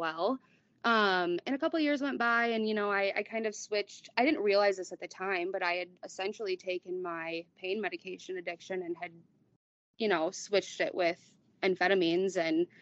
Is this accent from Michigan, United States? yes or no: yes; Kalamazoo, Michigan, United States; I'm from Michigan, Kalamazoo